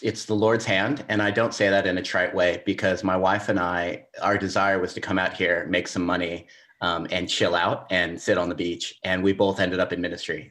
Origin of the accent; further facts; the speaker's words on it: Southern California, United States; moved away as an adult; now in Melbourne, Australia; I grew up in Southern California thirty-something years of my life